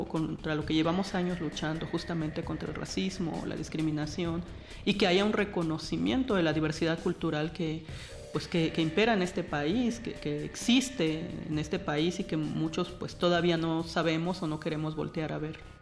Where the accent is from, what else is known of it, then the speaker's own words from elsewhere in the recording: Juchitán, Oaxaca, Mexico; Yo nací en Juchitán, Oaxaca